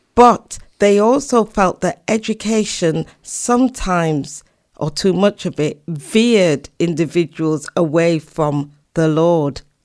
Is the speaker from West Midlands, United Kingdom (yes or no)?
no; Leeds, Yorkshire and the Humber, United Kingdom; moved away as an adult; also born or lived in Doncaster / Oxford / London / America; I was born actually in Doncaster, South Yorkshire, but we moved to Leeds when I was seven.